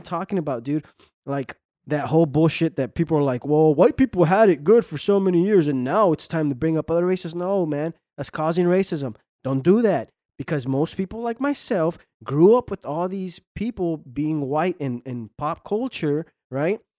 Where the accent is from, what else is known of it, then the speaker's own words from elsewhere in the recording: United States; I grew up in this country. Most of my, you know, all my life, I've, I'm an American, right? I'm an American, but you know, I'm from Mexican descent